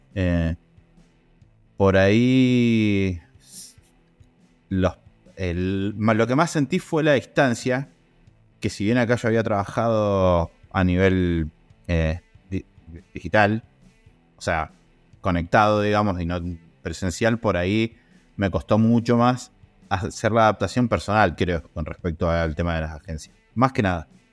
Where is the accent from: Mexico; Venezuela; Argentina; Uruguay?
Argentina; Río Negro; now in Mendoza, Argentina; yo me vine a vivir acá a Mendoza en el año 2000 con una idea de ser periodista. Yo soy de Río Negro